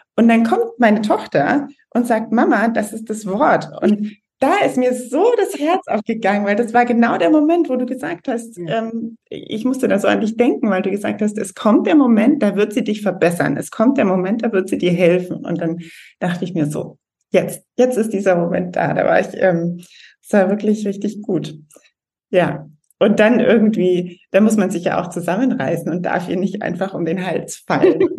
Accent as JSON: {"language": "German", "country": "Germany", "tie": "born or raised there", "also_born_or_lived": "London", "moved": "as an adult", "said": "ich selber bin Deutsche, bin auch in Deutschland groß geworden"}